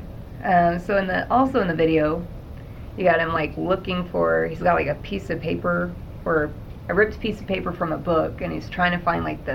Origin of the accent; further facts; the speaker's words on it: Oklahoma, United States; we're from Oklahoma and we have storm chasers